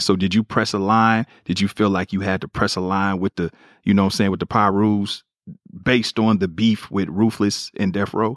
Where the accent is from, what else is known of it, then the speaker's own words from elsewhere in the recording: Kansas City, United States; growing up in Kansas City